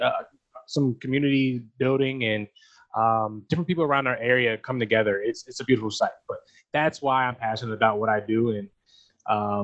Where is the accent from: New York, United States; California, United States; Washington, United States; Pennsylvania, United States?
Pennsylvania, United States; York; Born and raised in York, Pennsylvania